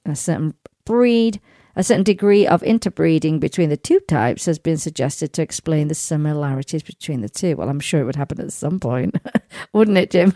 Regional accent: United Kingdom; now in United States; I'm a British subject. So I use my British passport

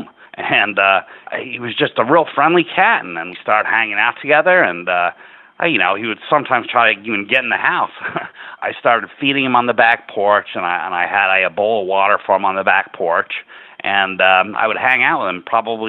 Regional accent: Enfield, Connecticut, United States; here in my hometown, the Enfield Community Cat Project

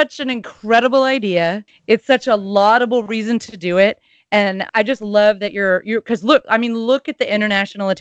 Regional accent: United States; we're American

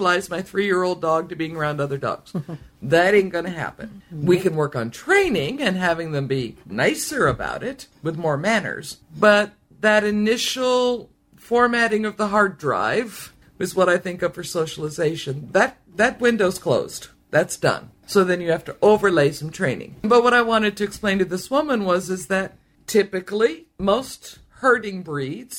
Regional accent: California, United States; I'm an American from California

